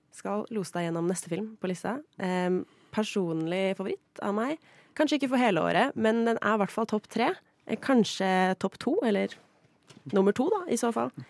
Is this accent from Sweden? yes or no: yes; Sweden; moved away; Jeg er jo svensk